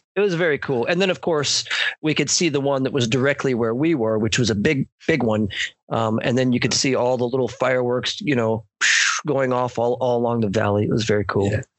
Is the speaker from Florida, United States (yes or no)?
yes; Miami, Florida, United States; moved away; also born or lived in Eugene, Oregon; my hometown is Miami, or I'm originally from Miami.